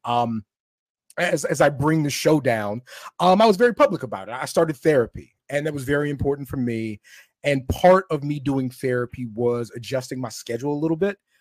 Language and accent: English; Camp Springs, Maryland, United States; I'm from, I'm from Camp Springs, Maryland, is where I'm from